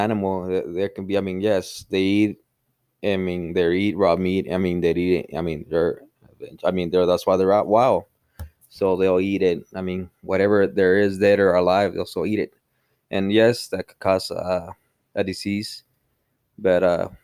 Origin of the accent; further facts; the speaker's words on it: Mexico; now in United States; we're from Mexico